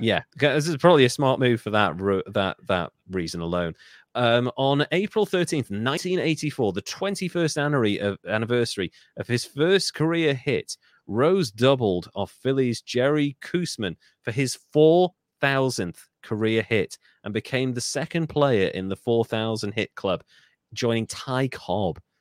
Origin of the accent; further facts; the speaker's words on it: Wales, United Kingdom; I'm Welsh